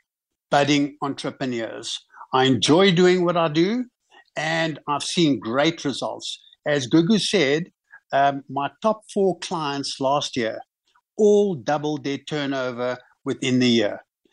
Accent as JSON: {"language": "English", "country": "South Africa", "said": "one always, as a South African businessman, you make a plan."}